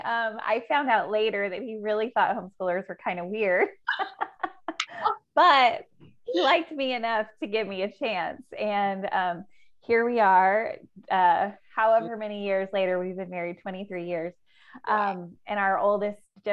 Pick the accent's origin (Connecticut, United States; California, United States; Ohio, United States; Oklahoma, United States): California, United States; a small town in Southern; a small town in Southern California. Those do exist. And so that school, I didn't even go to the high school, but we only had one high school in that town